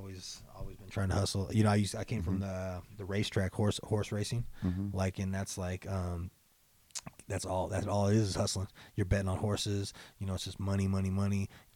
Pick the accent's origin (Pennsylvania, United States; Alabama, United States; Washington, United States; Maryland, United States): Washington, United States; Spokane; Right here.